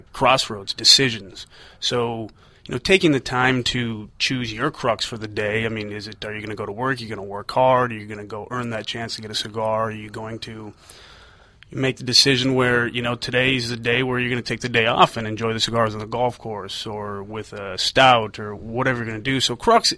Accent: Minnesota, United States; we're from Minnesota

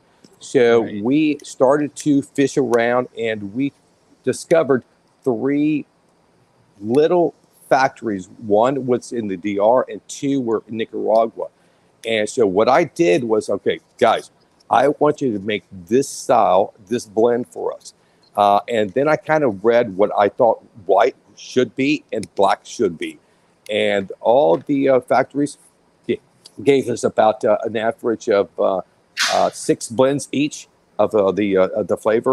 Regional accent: Tampa, Florida, United States; I was born and raised in West Tampa

